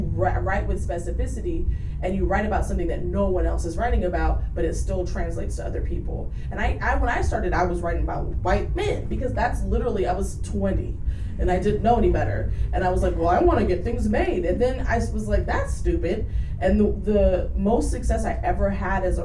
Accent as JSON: {"language": "English", "country": "Jamaica", "also_born_or_lived": "Washington, D.C.", "moved": "yes", "said": "I'm Jamaican."}